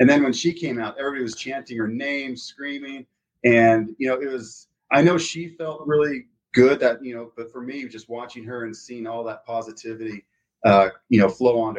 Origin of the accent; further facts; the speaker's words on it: California, United States; also born or lived in Florida / Texas; now in Salt Lake City, United States; So I grew up in California, Florida, and Texas and came here to go to school.